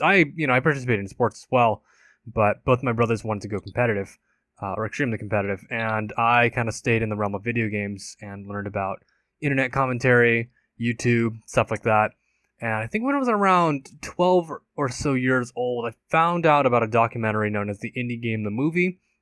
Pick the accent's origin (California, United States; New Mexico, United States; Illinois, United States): California, United States; I grew up and I've been born and raised in California